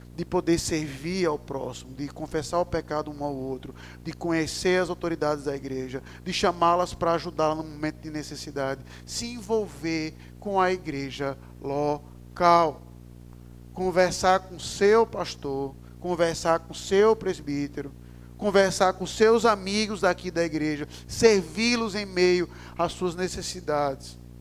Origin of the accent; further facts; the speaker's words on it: Recife, Pernambuco, Brazil; eu sou recifense